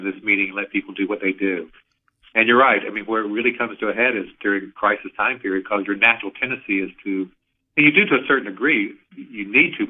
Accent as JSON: {"language": "English", "region": "Alabama", "country": "United States", "tie": "born or raised there", "moved": "yes", "said": "I grew up in Alabama"}